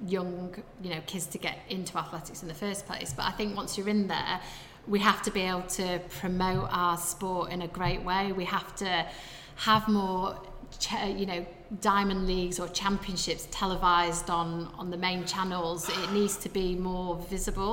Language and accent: English; Sheffield, Yorkshire and the Humber, United Kingdom; I obviously grew up in Sheffield